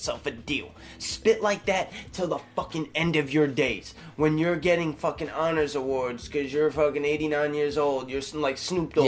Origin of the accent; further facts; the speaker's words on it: New York City, New York, United States; I'm from New York, bro. I grew up a boat ride from the city